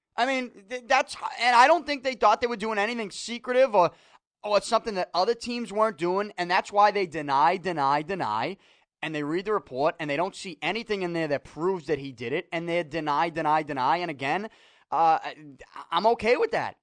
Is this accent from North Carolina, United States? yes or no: no; Boston, Massachusetts, United States; accent: Boston; I'm from Salty